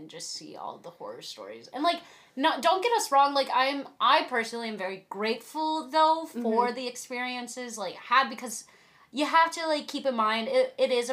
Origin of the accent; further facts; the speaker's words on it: Lake Oswego, Oregon, United States; also born or lived in Corvallis, Oregon; I'm from Portland, like, right outside of Portland